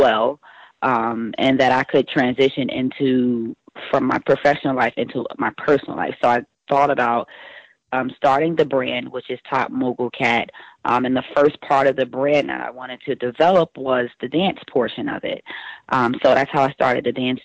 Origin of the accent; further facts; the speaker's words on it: East Orange, New Jersey, United States; I grew up in East Orange, New Jersey